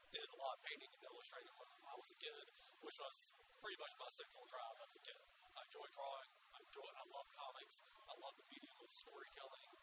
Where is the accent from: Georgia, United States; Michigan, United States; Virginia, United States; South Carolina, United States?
South Carolina, United States; Florence; I'm an artist from Florence, South Carolina.